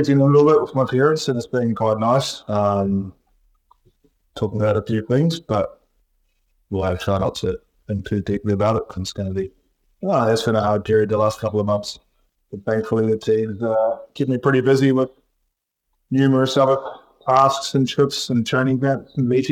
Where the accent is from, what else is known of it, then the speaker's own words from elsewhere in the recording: Timaru, Canterbury, New Zealand; moved away; I'm in Timaru, New Zealand, in my hometown